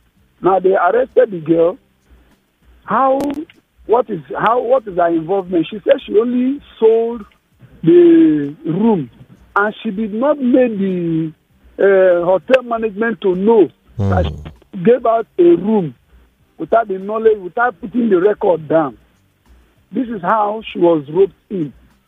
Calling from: Indonesia

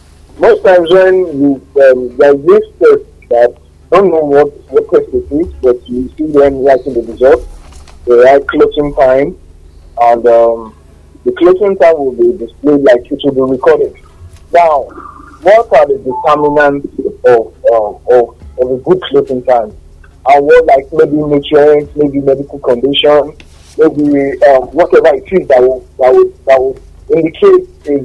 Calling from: Ibadan, Oyo, Nigeria; from Bodija.

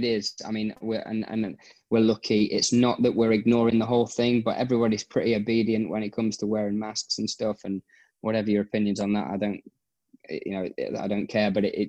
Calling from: Abu Dhabi, United Arab Emirates; Yes, I am from Abu Dhabi. I'm here to I'm a trainer out here in Abu Dhabi doing what a lot of expats

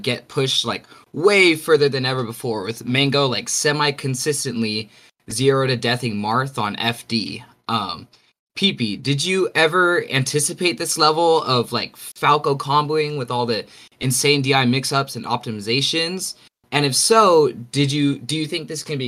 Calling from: Tustin, California, United States; I'm calling from Tustin, Orange County

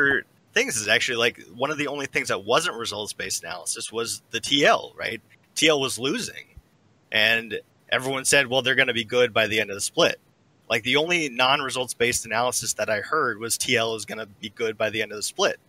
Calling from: Lexington, Kentucky, United States; Calling from Lexington, Kentucky.

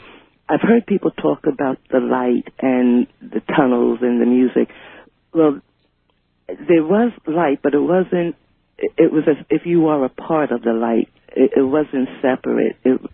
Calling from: Richmond, Virginia, United States; I'm calling from Richmond, Virginia.

